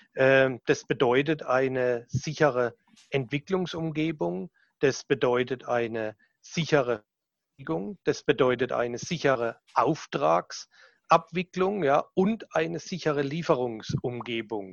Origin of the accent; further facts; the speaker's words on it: Southern Germany, Germany; accent: süddeutscher Dialekt (southern German dialect); mein süddeutscher Dialekt, den werde ich wahrscheinlich nie